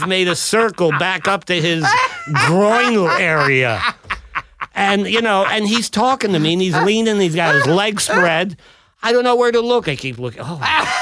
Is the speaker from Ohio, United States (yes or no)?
yes; Ohio, United States; moved away; I'm this guy from Ohio